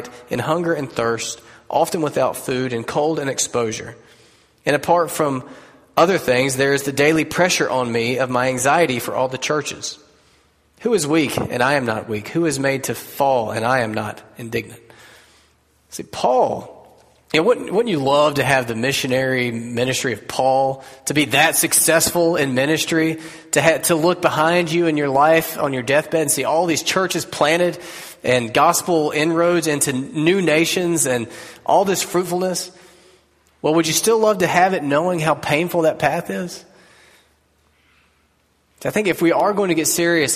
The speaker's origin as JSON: {"language": "English", "country": "United States", "said": "As American Christians"}